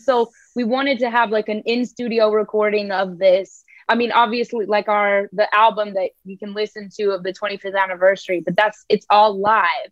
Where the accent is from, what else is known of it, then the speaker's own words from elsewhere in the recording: United States; being an American, we never have to learn another language